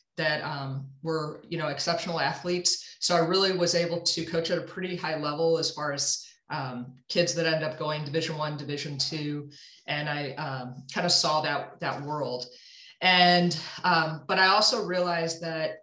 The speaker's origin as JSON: {"language": "English", "town": "St. Louis", "region": "Missouri", "country": "United States", "tie": "born or raised there", "also_born_or_lived": "Evanston, Illinois", "said": "I actually was born and raised in St. Louis. So I'm a Midwest girl at heart"}